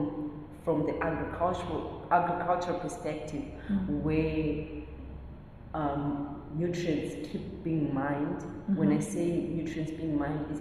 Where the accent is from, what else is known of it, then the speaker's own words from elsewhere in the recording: Zimbabwe; moved away as an adult; now in South Africa; I'm a proud Zimbabwean, born and raised in Zimbabwe